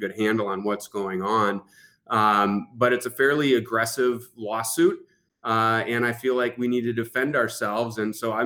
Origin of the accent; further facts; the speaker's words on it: Marquette, Michigan, United States; I'm from Marquette, Michigan. We're in the Upper Peninsula